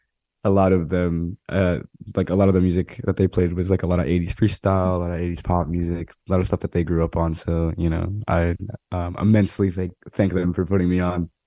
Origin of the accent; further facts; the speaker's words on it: Monroe, Connecticut, United States; Well, specifically, I grew up in Fairfield County. I grew up in Monroe, Connecticut, around the Trumbull and Newtown area.